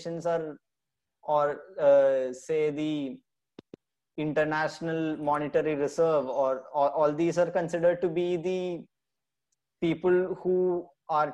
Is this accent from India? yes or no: yes; Kerala, India; my home state, Kerala